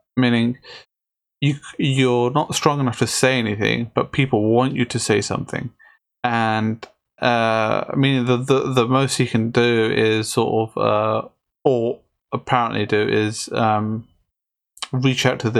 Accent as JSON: {"language": "English", "region": "Azad Kashmir", "country": "Pakistan", "said": "I'm from Kashmir. I'm from Kashmir."}